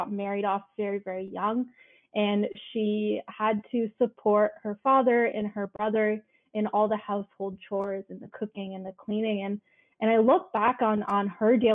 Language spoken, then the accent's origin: English; Canada; I'm a first generation. I was born in Canada. My parents are from India